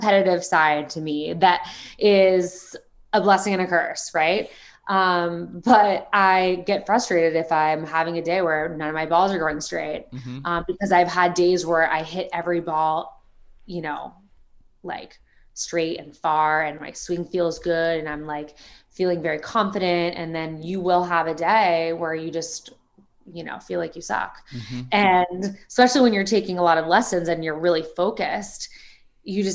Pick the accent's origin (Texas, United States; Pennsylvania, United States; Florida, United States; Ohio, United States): Florida, United States; South; I'm obviously from South Florida, surrounded by golf my whole life